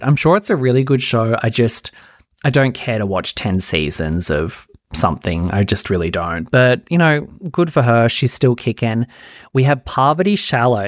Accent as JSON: {"language": "English", "country": "Australia", "said": "I'm Australian"}